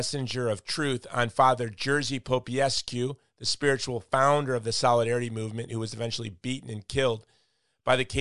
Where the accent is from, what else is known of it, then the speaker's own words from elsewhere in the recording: Hawaii, United States; I'm from Hawaii